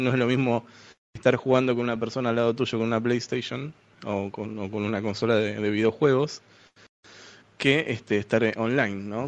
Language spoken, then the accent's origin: Spanish; Buenos Aires, Argentina; de Buenos Aires, Argentina